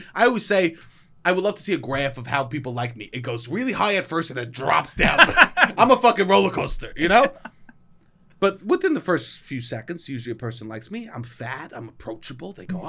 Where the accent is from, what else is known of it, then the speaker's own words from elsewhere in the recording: New York City, New York, United States; accent: New York; New York City tap water. If I don't drink it for 2 weeks, my accent goes away.